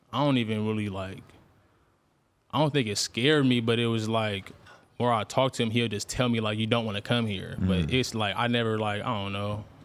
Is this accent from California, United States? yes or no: yes; Bakersfield, California, United States; also born or lived in Stockton, California; I only grew up in Bakersfield until I was like 11 years old.